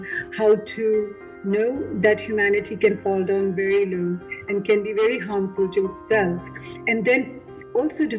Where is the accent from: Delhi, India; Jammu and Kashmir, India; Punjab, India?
Delhi, India; moved away; I'm from Delhi